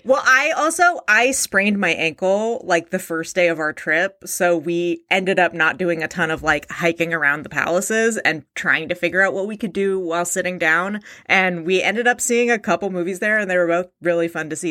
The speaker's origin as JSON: {"language": "English", "town": "Alameda", "region": "California", "country": "United States", "tie": "born or raised there", "said": "I grew up in Alameda, California, home of the original Chevy's Tex-Mex"}